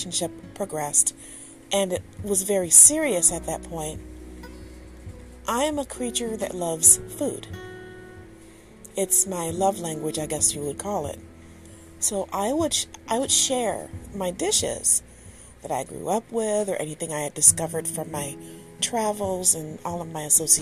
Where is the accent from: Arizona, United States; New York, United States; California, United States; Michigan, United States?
Michigan, United States; Detroit; yes, I'm from Michigan, yes, I'm from Detroit, and I am from Detroit, born in Hutzel Hospital